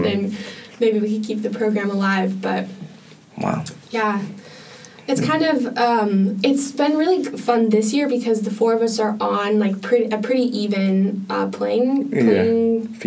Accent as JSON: {"language": "English", "town": "Spokane", "region": "Washington", "country": "United States", "tie": "born or raised there", "moved": "as an adult", "lives_now": "Santa Barbara, United States", "said": "there actually is a polo club in my hometown of Spokane, Washington"}